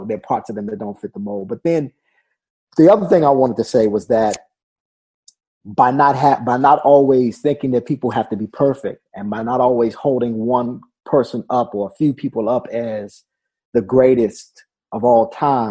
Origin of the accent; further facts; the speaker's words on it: Washington, District of Columbia, United States; When I was growing up in Washington, D.C.